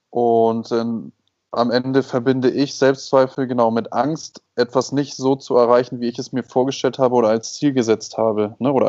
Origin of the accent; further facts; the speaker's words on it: Hamburg, Germany; now in Mexico; Moin, moin aus Mexiko. Herzliche Grüße nach Hamburg in meine Heimat